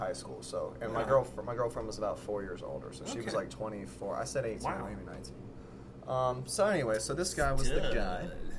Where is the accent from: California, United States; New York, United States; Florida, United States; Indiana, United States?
Florida, United States; Gainesville; I'm from Gainesville, lived here my whole life.